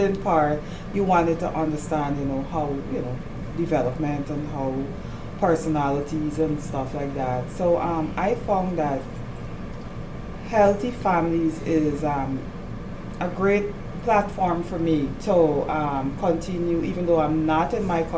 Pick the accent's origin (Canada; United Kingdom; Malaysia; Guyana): Guyana; moved away as an adult; now in United States; I'm from Guyana, South America. And there I was an elementary teacher for 10 years